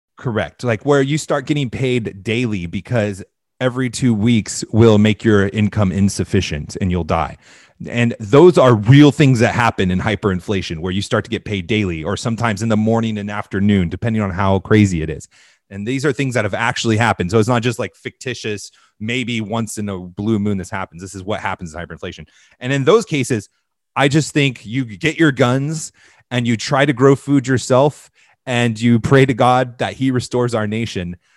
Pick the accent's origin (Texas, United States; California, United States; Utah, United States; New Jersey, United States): California, United States; Southern; I grew up in Southern California in the era of independent mega churches.